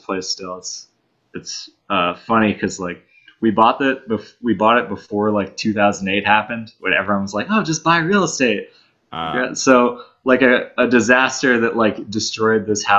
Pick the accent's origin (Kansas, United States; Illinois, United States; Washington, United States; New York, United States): New York, United States; New York City; also born or lived in Pennsylvania; I'm from Manhattan.